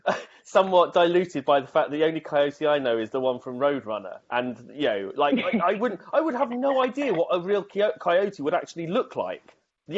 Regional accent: United Kingdom; as a British person

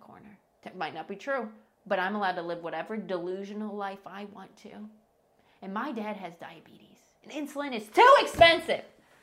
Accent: rural Midwest, United States; I am not from the South. I am from the rural Midwest.

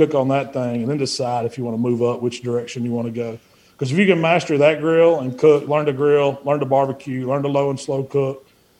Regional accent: Hernando, Mississippi, United States; also born or lived in Memphis area; we actually opened up a new shop here in Hernando, my hometown, Hernando, Mississippi.

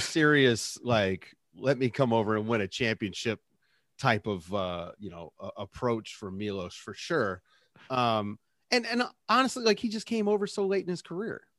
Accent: Richmond, Virginia, United States; I grew up in Richmond in the eighties and nineties

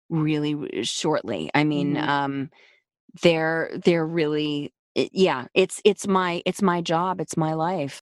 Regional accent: New York City, New York, United States; I was raised in New York City

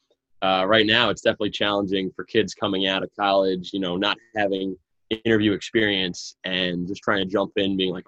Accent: Long Island, New York, United States; I'm from Long Island, New York

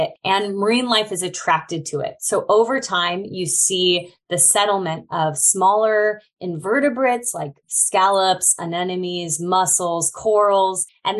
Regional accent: California, United States; I grew up in California and studied marine science at UC Berkeley.

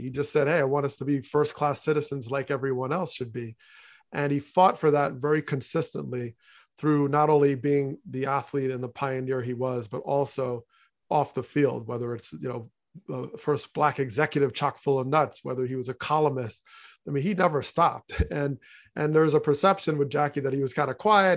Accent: New Jersey, United States; growing up in North Jersey

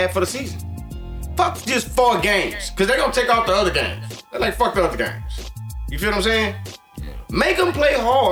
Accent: United States; we're American

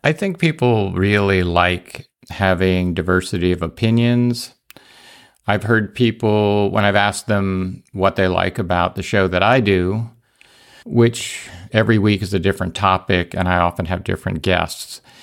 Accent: New York, United States; I was born in New York

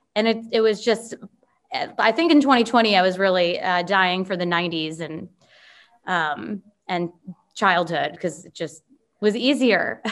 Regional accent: Chicago area, Illinois, United States; moved away as an adult; now in Nashville, United States; I'm from Illinois, like grew up in Chicago or outside of Chicago.

